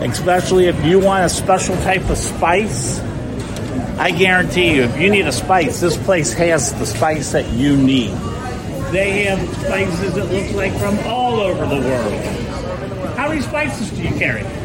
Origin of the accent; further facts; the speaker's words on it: Fort Lauderdale, Florida, United States; Oh, you're right up the road. I'm from Fort Lauderdale.